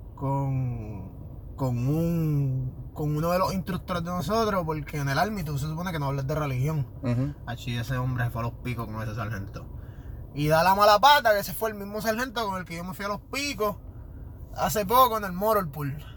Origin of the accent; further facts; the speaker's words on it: Carolina, Puerto Rico; Soy de Carolina